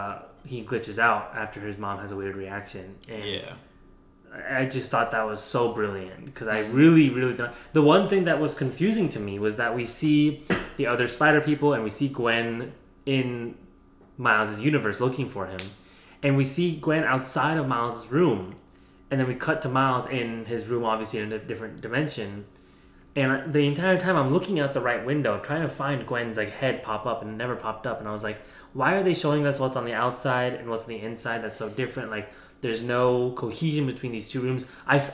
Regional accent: India; Like, as an Indian person, I was like, there's the annoying auntie that you don't want to talk to.

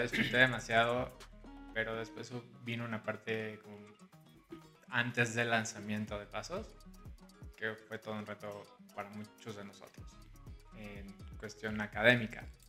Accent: Guadalajara, Jalisco, Mexico; moved away as an adult; now in Mexico City, Mexico; Soy de Guadalajara, Jalisco. Tengo 25 años. Llevo ya prácticamente 5 años viviendo aquí en la Ciudad de México.

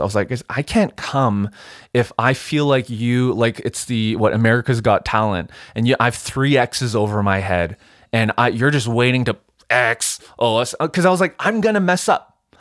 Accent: Vancouver, British Columbia, Canada; moved away as an adult; also born or lived in United States; now in Edmonton, Canada; born and raised in Vancouver

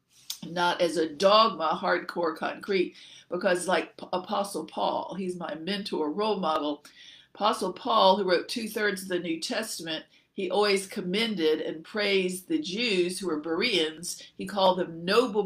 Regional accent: Central Virginia, United States; also born or lived in Alabama / Louisville, Kentucky / Dallas-Fort Worth, Texas; I was born in Alabama, but didn't stay there long. We went up to Kentucky for my father to go to graduate from the Louisville, Kentucky Seminary, Baptist Seminary. And then we moved up to Virginia. And I had thought Central Virginia, where I lived there 30 years

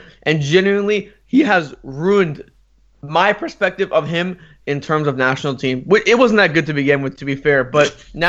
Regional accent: United States; as an American, I don't want to see El Tri win.

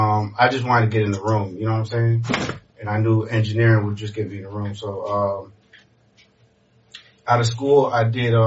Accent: Miami, Florida, United States; born or raised there; also born or lived in Montreal, Canada / Kendall / Broward / Haiti (ancestry)

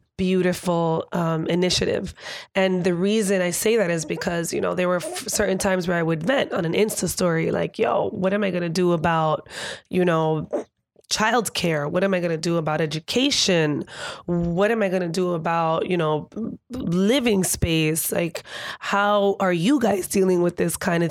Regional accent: New York City, New York, United States; growing up here in New York City, being here and being Dominican

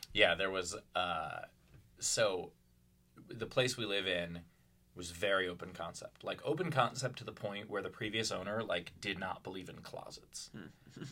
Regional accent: New York, United States; also born or lived in Louisville; now in Pittsburgh, United States; I grew up in Queens

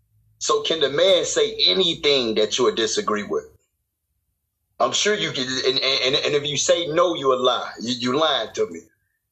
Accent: Chicago, Illinois, United States; I'm from Chicago.

